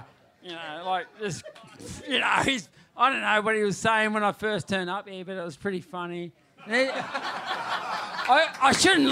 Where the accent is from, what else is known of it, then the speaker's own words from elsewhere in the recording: New South Wales, Australia; turned up in my hometown, which is only an hour south here